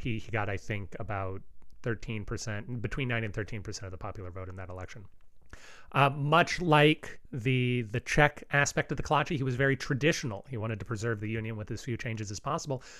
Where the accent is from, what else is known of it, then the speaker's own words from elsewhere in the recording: outside of Houston, Texas, United States; I grew up outside of Houston